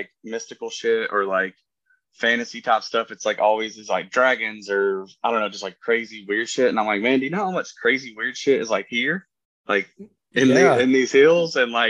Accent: Appalachia, United States; well, we're not from NOLA, but we're from Appalachia.

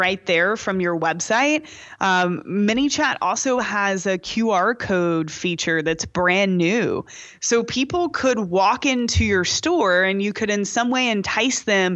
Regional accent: Kentucky, United States; also born or lived in Danville; now in Austin, United States; I'm from Kentucky

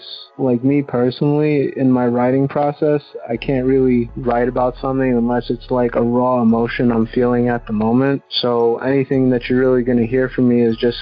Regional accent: South Floral Park, New York, United States; I'm from South Floral Park, the town in Long Island, New York

